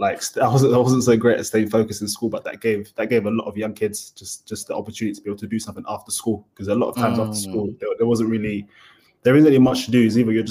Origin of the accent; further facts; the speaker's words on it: Dagenham, London, United Kingdom; I was born in Dagenham, lived in Dagenham for quite a long time.